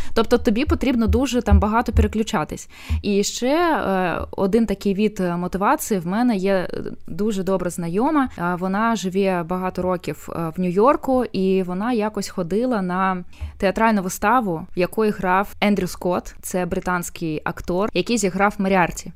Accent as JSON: {"language": "Ukrainian", "country": "Belarus", "also_born_or_lived": "Ukraine", "moved": "yes", "said": "я білоруска і жила багато років е, в Україні"}